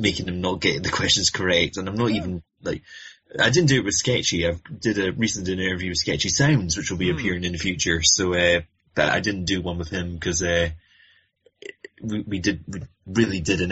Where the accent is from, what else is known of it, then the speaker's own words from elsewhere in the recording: United Kingdom; I'm British.